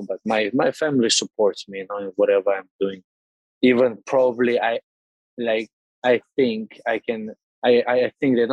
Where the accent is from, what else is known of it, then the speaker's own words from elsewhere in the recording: Moscow, Russia; English is a second language; also born or lived in Georgia; now in Sweden; I was born in Georgia, but I raised in Russia, in Moscow. And nowadays I'm living in Sweden